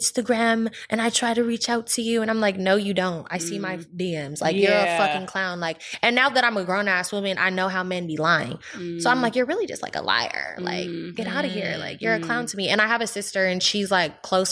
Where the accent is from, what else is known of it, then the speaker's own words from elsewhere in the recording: the Bay Area, California, United States; I was raised in the Bay